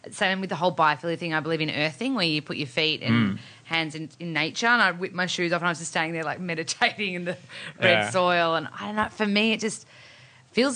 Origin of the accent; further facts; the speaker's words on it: Melbourne, Victoria, Australia; moved away as an adult; now in Sydney, Australia; I'm from Melbourne. So I've been living in Sydney for 2 years now